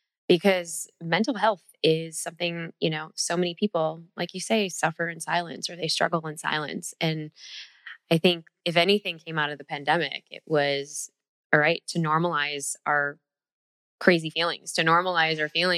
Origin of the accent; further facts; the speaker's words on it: Chicago, Illinois, United States; Midwest, Chicago girl right here